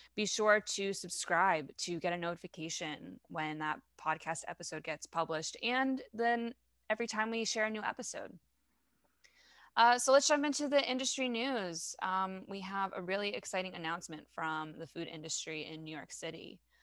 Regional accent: France; accent: French; please excuse my French accent

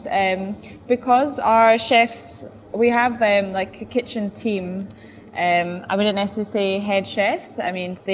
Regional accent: Edinburgh, Scotland, United Kingdom; moved away as an adult; now in Durban, South Africa; I was just in Edinburgh, my hometown

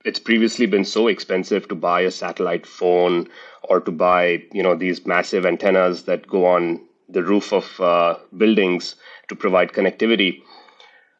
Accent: India; moved away as an adult; now in United States; I was born in India, raised in India, lived in the United States for now 50% of my life

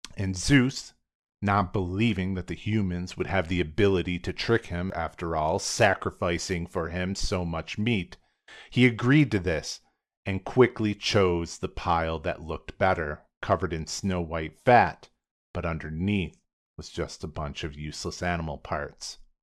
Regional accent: United States; me as an American in the twenty-first century

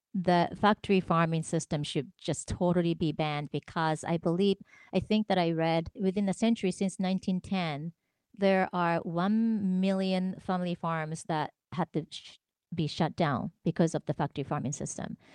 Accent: Tokyo, Japan; moved away; I grew up in Tokyo, Japan

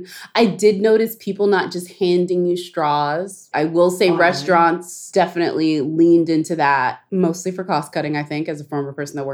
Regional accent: Montgomery, Alabama, United States; I was born in Montgomery, Alabama.

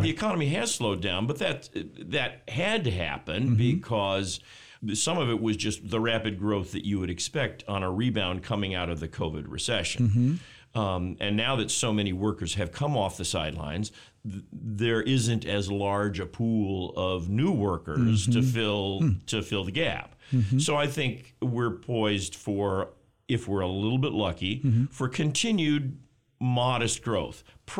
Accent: Texas, United States; now in Michigan, United States; I grew up in Texas, so I'm not a huge fan of winter.

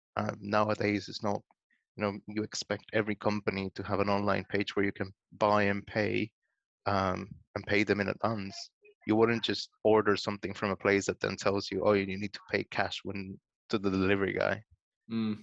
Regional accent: Guatemala; I'm originally from Guatemala. I'm Latin American

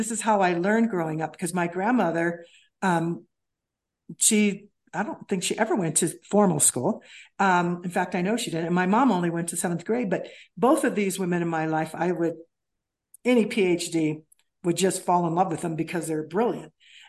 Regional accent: Kansas City, Missouri, United States; In Kansas City, Missouri, I grew up.

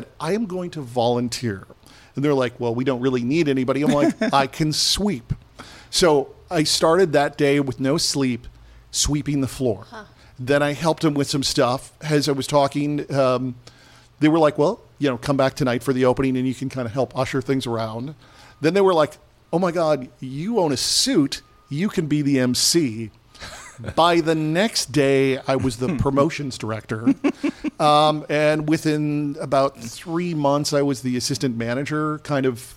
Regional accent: Fridley, Minnesota, United States; I grew up in Fridley

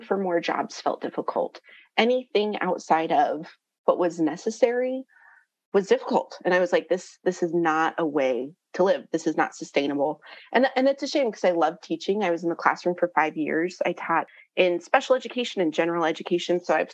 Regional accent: Albuquerque, New Mexico, United States; moved away as an adult; now in Nashville, United States; Originally, I'm from Albuquerque, New Mexico, and I moved to Nashville for grad school

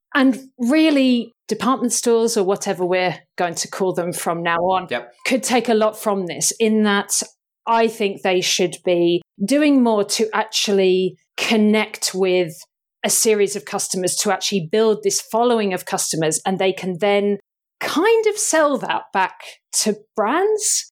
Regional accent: United Kingdom; I'm thoroughly British

